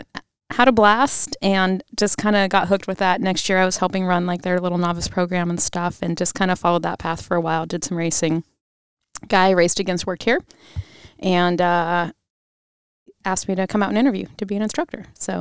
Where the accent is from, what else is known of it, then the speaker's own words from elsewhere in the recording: Mossyrock, Washington, United States; Mossy Rock, Washington. It's okay if you haven't heard of it. There's a sign on I-5 down kind of by Mount Rainier, Mount St. Helens area.